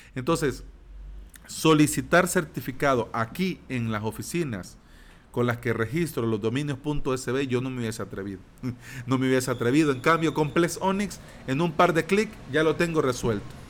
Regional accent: El Salvador

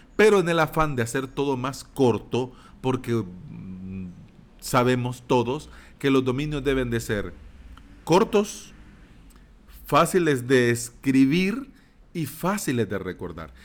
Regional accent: El Salvador

